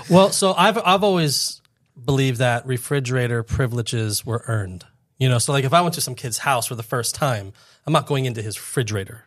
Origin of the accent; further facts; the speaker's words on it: Fort Lauderdale, Florida, United States; I grew up in Fort Lauderdale